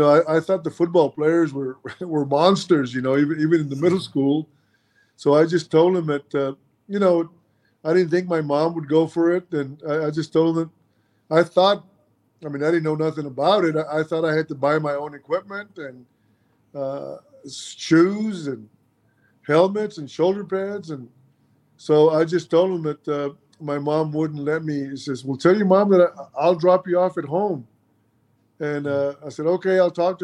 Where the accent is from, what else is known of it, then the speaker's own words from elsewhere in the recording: Mission, Texas, United States; first language Spanish; English is a second language; also born or lived in Milwaukee, Wisconsin; I grew up in Mission, Texas. Mission is in South Texas, 5 miles from the Mexican border